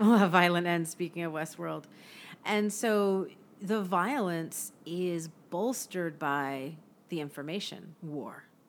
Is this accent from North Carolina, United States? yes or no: no; Bay Area, California, United States; my hometown